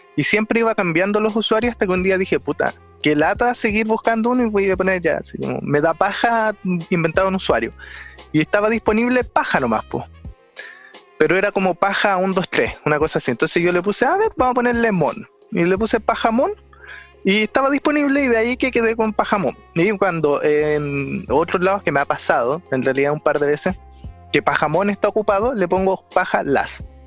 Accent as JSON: {"language": "Spanish", "town": "Santiago", "region": "Santiago Metropolitan Region", "country": "Chile", "said": "soy de Santiago"}